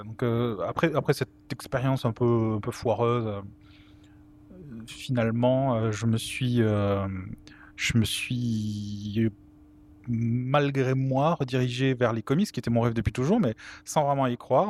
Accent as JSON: {"language": "French", "town": "Toulouse", "region": "Occitania", "country": "France", "said": "je suis toulousain"}